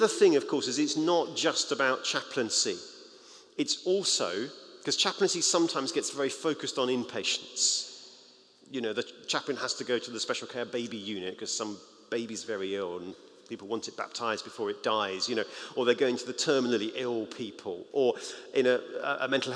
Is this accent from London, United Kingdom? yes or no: yes; New Malden, London, United Kingdom; moved away as an adult; now in Scotland, United Kingdom; I'm actually from London, I'm from about 3 miles that way in New Malden